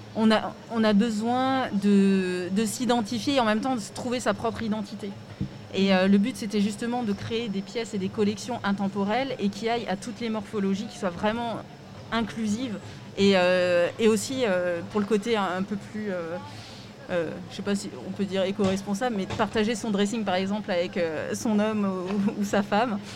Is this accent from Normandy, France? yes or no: no; Strasbourg, Grand Est, France; je suis originaire de Strasbourg